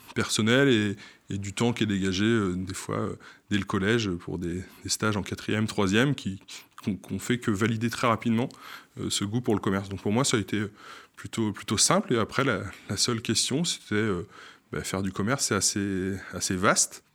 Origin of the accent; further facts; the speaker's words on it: Saint-Malo-du-Bois, Pays de la Loire, France; Je suis originaire de Saint-Malo-du-Bois en Vendée, donc à quelques kilomètres de Saint-Gabriel